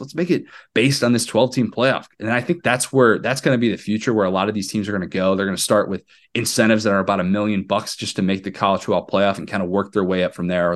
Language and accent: English; Midwest, United States; I grew up in the Big Ten. I, I lived the vast majority of my life in the Midwest